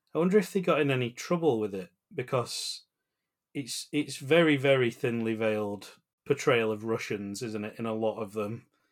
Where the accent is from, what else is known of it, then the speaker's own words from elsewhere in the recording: United Kingdom; as the British